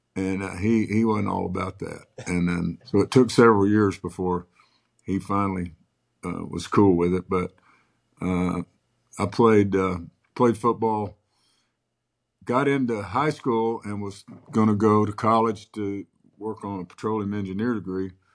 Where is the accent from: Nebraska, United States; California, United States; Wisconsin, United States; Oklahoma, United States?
Oklahoma, United States; Moore; born or raised there; also born or lived in Clinton, Oklahoma